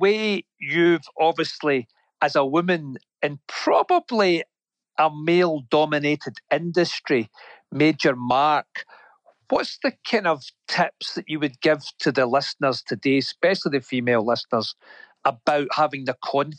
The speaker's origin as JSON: {"language": "English", "town": "Rutherglen", "region": "Scotland", "country": "United Kingdom", "said": "And I'm from Rutherglen."}